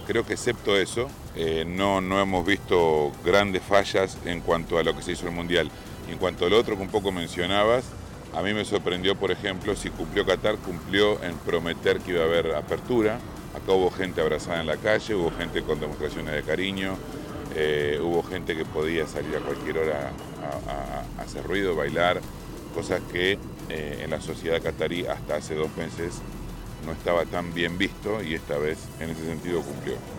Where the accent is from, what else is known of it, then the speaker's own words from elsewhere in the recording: Argentina; mi país se consagró. Fue Argentina el campeón del mundo, como muchos esperábamos, no como argentino